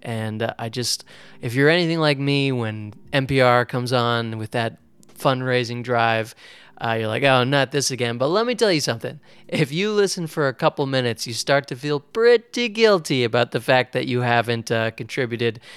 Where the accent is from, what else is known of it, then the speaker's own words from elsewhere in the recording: Oregon, United States; now in New York, United States; I'm from Oregon